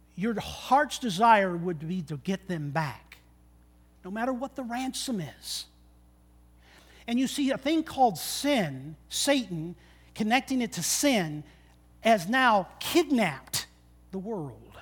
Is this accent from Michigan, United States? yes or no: yes; Michigan, United States; growing up in Michigan